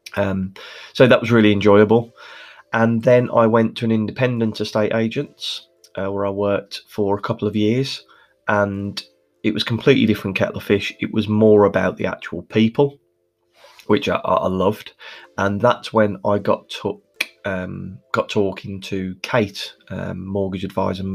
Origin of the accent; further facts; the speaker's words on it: Birmingham, West Midlands, United Kingdom; as you can probably hear from my accent, I'm Birmingham born and bred